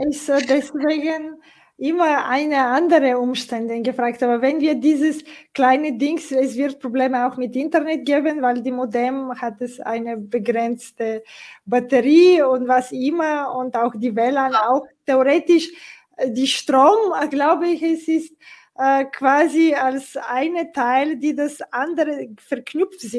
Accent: Bulgaria; German is a second language; ich komme aus Bulgarien, äh, wie, die, wie du auch weißt, und die viele, und wir haben nach dem 89 äh, quasi immer wieder unterschiedliche sozusagen Situationen in ein paar Jahren danach gemeistert. Und es war eine Zeit, auch in Sofia, in dem Hauptstadt

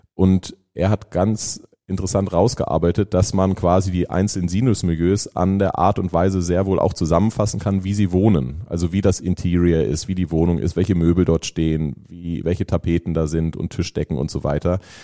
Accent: Lüneburg, Lower Saxony, Germany; moved away as an adult; now in Lake Constance, Germany; Aber ursprünglich komme ich aus Norddeutschland, Nähe Hamburg. Also ich bin Lüneburger, meine Frau Hamburgerin

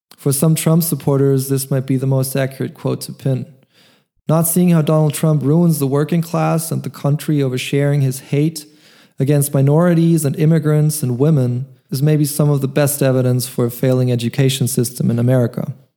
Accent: Germany; moved away as an adult; also born or lived in Munich, Germany; now in Vienna, Austria; I'm half American musician, born in Germany. Two years ago, I moved from Munich to Vienna, Austria

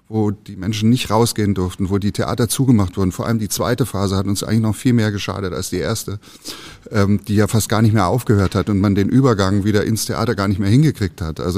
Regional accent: Baden-Württemberg, Germany; also ich komme ja aus Baden-Württemberg

